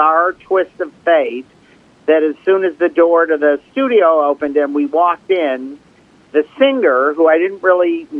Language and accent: English; Detroit, Michigan, United States; I grew up in Detroit when Motown was coming up